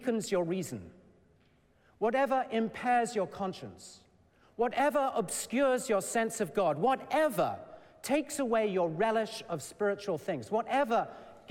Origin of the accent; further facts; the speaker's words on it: England, United Kingdom; moved away; also born or lived in Shrewsbury, Shropshire; I was born and raised in England